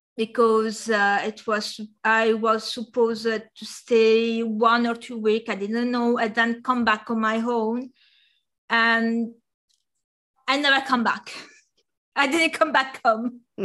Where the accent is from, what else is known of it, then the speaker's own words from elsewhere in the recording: near Bari, Apulia, Italy; first language Italian; English is a second language; moved away as an adult; now in Paris, France; I found um, a computer design and course uh, uh, in uh, in Bari, which which was the the, the main city uh, near my hometown, about one hour by train